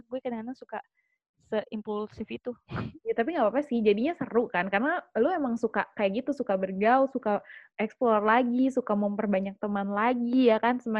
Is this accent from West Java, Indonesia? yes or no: yes; West Java, Indonesia; born there; ibu gue eh, sukunya Batak bapak gue sukunya Sunda dan gue lahir di Sunda